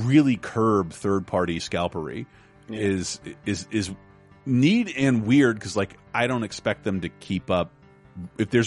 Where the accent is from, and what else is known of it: Miami, Florida, United States; born or raised there